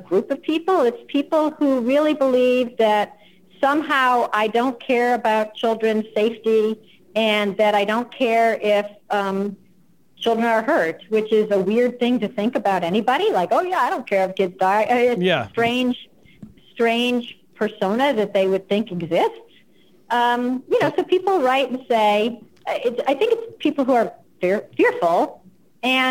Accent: United States; first language English; I'm American

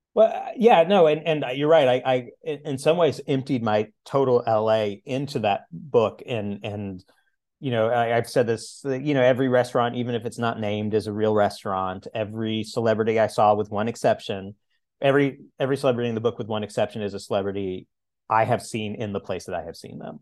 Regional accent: the Ozarks, United States; moved away; I'm originally from the Ozarks

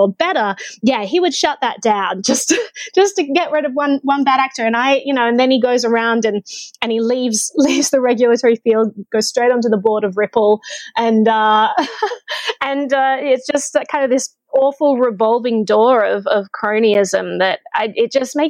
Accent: Australia; as an Australian, I could live in New Zealand

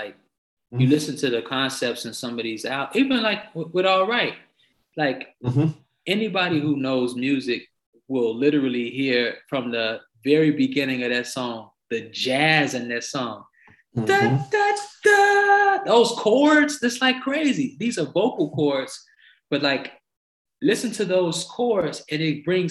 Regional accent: Chicago, Illinois, United States; moved away; also born or lived in Los Angeles; I'm from the Shy.

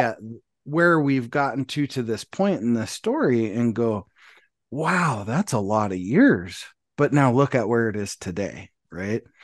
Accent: Montana, United States; I grew up in Montana

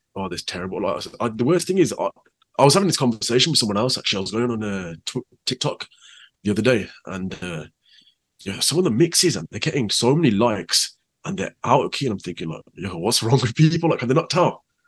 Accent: Birmingham, West Midlands, United Kingdom; also born or lived in Handsworth; I was lived there till I was about four. Um, then I moved to Handsworth Wood. So a lot of the time I spent with my nanny. Though my nanny lived in Handsworth

